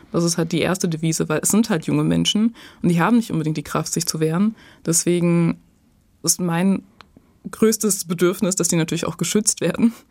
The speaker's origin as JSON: {"language": "German", "town": "Dorsten", "region": "North Rhine-Westphalia", "country": "Germany", "tie": "born or raised there", "said": "ich bin in Dorsten tatsächlich zur Schule gegangen und aufgewachsen."}